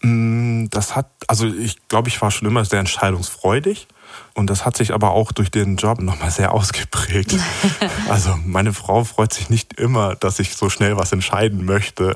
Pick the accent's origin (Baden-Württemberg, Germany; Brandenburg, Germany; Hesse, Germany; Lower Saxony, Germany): Lower Saxony, Germany; Hanover; ich bin in Hannover aufgewachsen